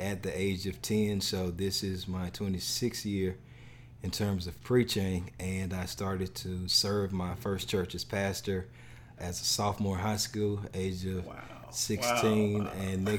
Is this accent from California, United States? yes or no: no; Memphis, Tennessee, United States; moved away as an adult; now in St. Louis, United States; I come from the Memphis, Tennessee area